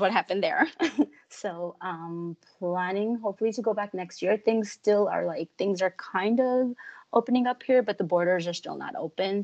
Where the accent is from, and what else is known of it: New York, United States; born or raised there; moved away as an adult; also born or lived in Chandigarh, India / Ludhiana, India / Florida, United States; now in Vancouver, Canada